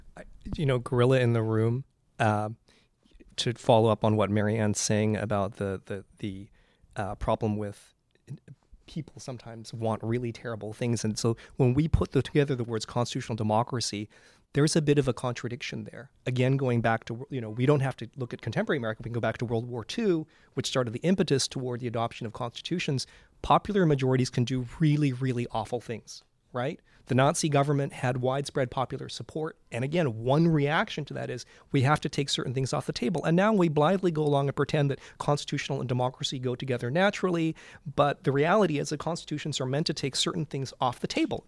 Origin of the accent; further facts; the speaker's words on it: Vancouver, British Columbia, Canada; moved away as an adult; now in United States; I'm from Vancouver